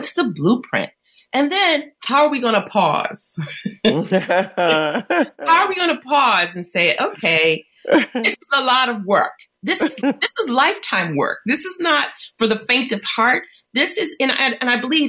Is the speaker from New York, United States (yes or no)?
no; Detroit, Michigan, United States; I grew up in Detroit and I went to school in the 70s.